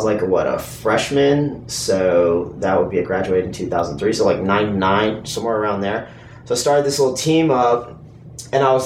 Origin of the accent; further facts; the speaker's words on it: Houston, Texas, United States; I grew up in Houston